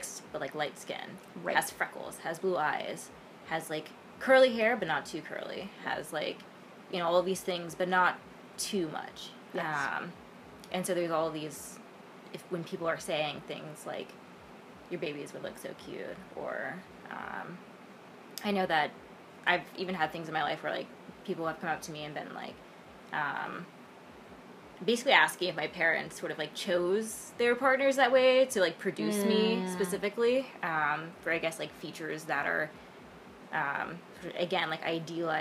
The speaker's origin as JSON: {"language": "English", "town": "Memphis", "region": "Tennessee", "country": "United States", "moved": "yes", "said": "when I returned to Memphis, I'm from the South, and like, when I returned to home to my parents"}